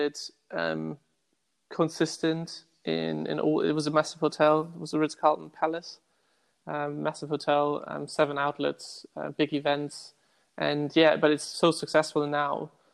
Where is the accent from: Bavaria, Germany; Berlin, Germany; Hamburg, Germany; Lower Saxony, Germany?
Hamburg, Germany; moved away as an adult; also born or lived in Hong Kong / Bangkok / Macau / Saudi Arabia; now in London, United Kingdom; I'm originally from Hamburg, Germany